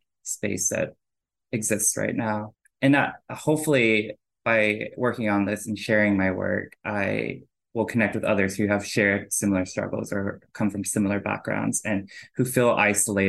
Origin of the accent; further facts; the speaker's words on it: Oklahoma, United States; I grew up in Oklahoma